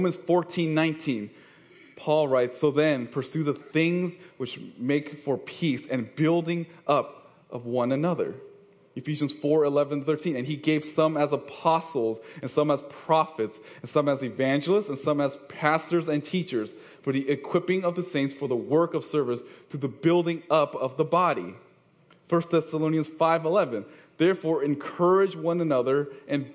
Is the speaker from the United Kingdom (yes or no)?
no; East Bay, California, United States; I'm from the East Bay, so I'm representing East Bay here.